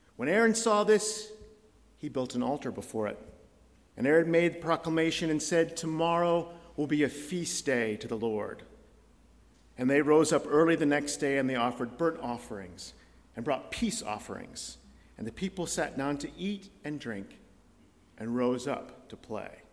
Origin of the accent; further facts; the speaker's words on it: United States; now in Scotland, United Kingdom; as an American